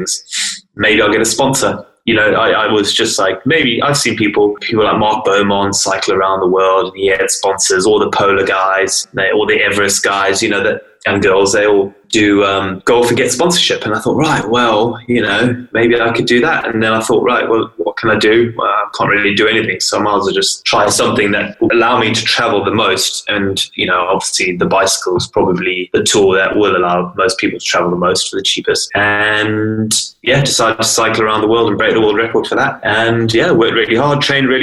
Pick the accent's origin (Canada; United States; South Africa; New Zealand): South Africa; also born or lived in Zimbabwe; now in Lake District, United Kingdom; I was born in Zimbabwe. I grew up in South Africa